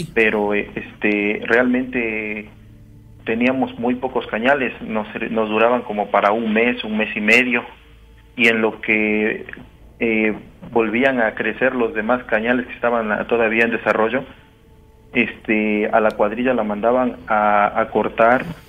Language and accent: Spanish; Dos Ríos, Mexico; de acá de donde yo soy